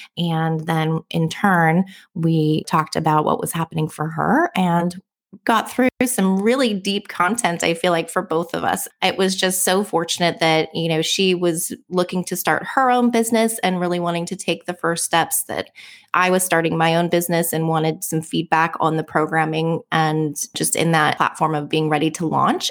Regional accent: Bay Area, California, United States; now in Oahu, United States; I'm originally from the Bay Area. I now live in Hawaii

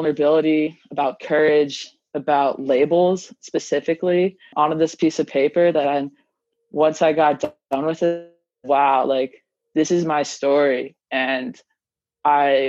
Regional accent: Libby, Montana, United States; I grew up in Libby, which is a crazy small town in Northwest Montana.

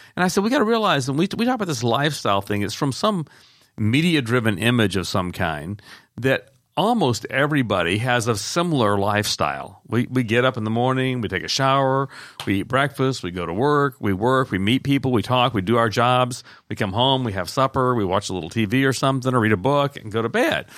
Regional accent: the South, United States; I grew up in the South

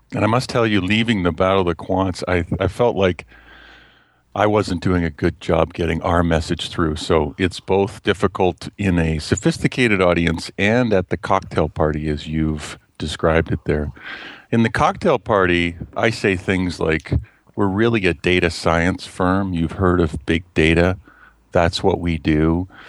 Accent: just outside of Toronto, Ontario, Canada; also born or lived in Westchester County, New York, United States; now in London, Canada; we came back to Canada when I was less than two years old, and I've grown up just outside of Toronto, Ontario, Canada

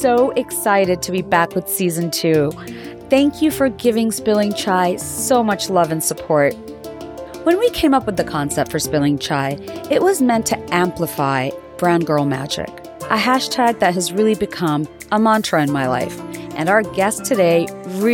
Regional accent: Dhaka, Dhaka Division, Bangladesh; moved away; I was raised in Dhaka in Bangladesh.

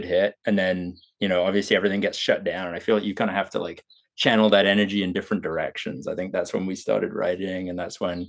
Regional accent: England, United Kingdom; also born or lived in Costa Rica; now in Toronto, Canada; I grew up in England, but my dad's side is Australian.

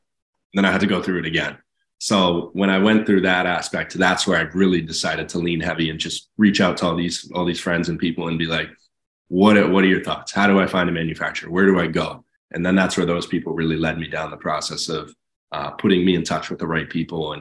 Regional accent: Massachusetts, United States; my home state of Massachusetts

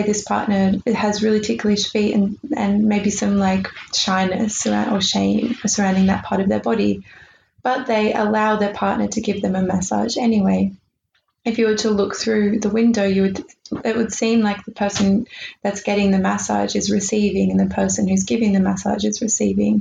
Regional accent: Australia; we're Australian

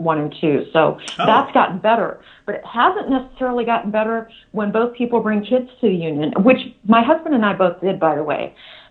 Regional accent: the South, United States; as we say in the South

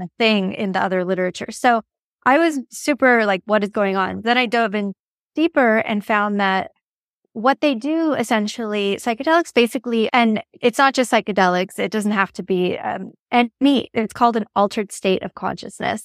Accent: Los Angeles, California, United States; I'm from Los Angeles

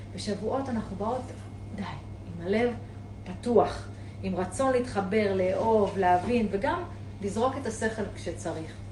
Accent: Eilat, Southern District, Israel; אני אילתית, אני גדלתי בים

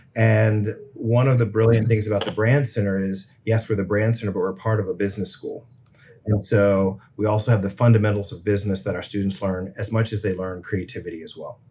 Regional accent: Richmond, Virginia, United States; I grew up in Richmond

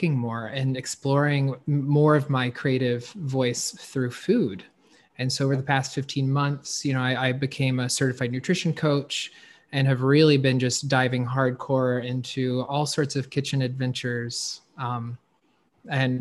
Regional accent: North Carolina, United States; I was raised in the South, North Carolina.

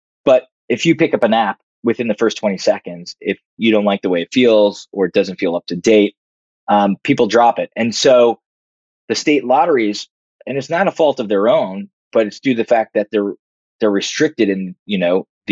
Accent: New Jersey, United States; also born or lived in Greenpoint, Brooklyn, New York; He moved us out to Jersey

